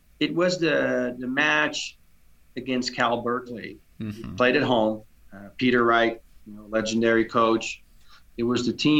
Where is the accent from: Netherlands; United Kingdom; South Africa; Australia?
Netherlands; now in United States; growing up in Holland